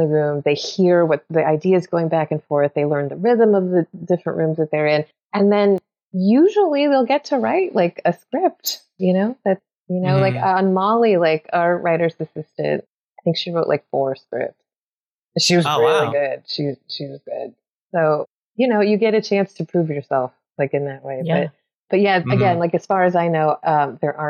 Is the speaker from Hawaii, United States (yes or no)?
no; Los Angeles, California, United States; also born or lived in Phoenix; I grew up in Los Angeles